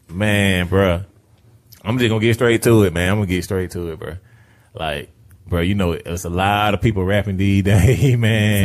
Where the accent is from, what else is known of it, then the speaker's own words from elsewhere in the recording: Riverdale, United States; I'm from Riverdale